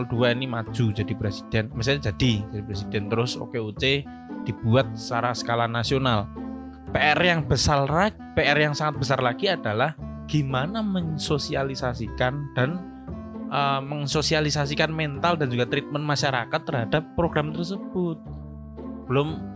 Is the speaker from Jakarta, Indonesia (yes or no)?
yes; Jakarta, Indonesia; Oke, okay, saya orang Jakarta, jadi saya bosen dengan kata-kata itu sebenarnya.